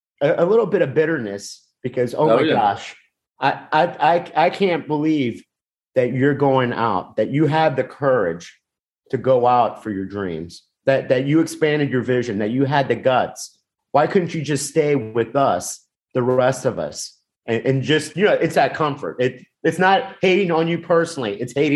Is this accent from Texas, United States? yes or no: no; Miami, Florida, United States; Yes, I'm from South Florida. I'm from Miami, but same mindset. I grew up in a working class neighborhood where people married their high school sweetheart. People stayed.